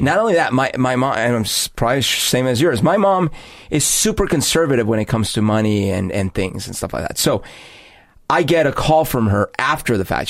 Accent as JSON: {"language": "English", "region": "Bogotá", "country": "Colombia", "tie": "born or raised there", "moved": "yes", "lives_now": "Seattle, United States", "said": "growing up in Bogota"}